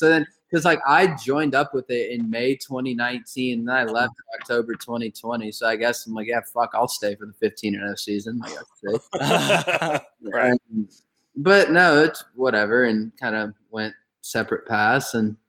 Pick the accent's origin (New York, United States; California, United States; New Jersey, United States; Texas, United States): Texas, United States; Austin; I'm so I'm from Austin.